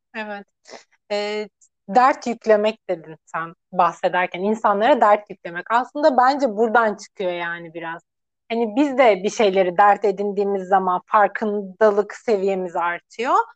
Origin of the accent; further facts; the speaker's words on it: Antalya, Turkey; also born or lived in Gaziantep; ben Antalyalıyım